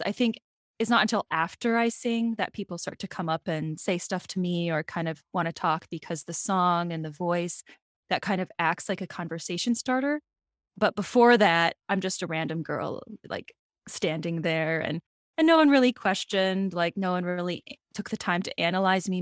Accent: South Dakota, United States; I'm from South Dakota, so I'm also from the Midwest

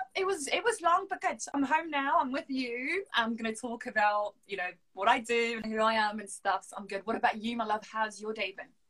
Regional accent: Lille, Hauts-de-France, France; accent: French; first language French; English is a second language; moved away as an adult; now in London, United Kingdom; I'm from Lille, the north of France

